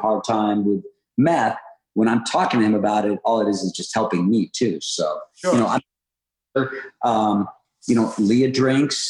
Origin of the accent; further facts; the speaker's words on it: Los Angeles, California, United States; moved away as an adult; now in North Carolina, United States; I've lived in North Carolina for 3 years. I'm from Hollywood